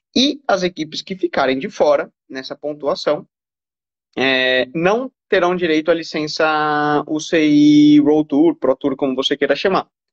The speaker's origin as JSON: {"language": "Portuguese", "country": "Brazil", "said": "como brasileiro"}